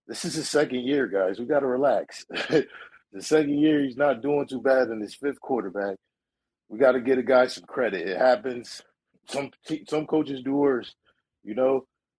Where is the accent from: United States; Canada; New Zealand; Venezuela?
United States; Connecticut; I'm from Connecticut. Let me start that off.